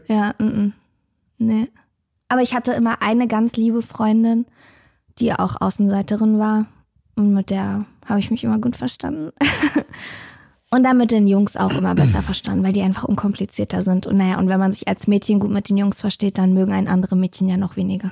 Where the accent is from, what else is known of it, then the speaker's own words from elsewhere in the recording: Berlin, Germany; Ich bin in Hellersdorf aufgewachsen